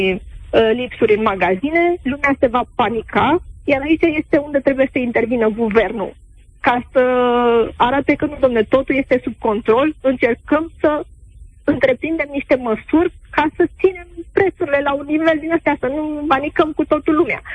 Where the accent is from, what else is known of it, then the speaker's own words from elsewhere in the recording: Brașov, Brașov County, Romania; sunt din Brașov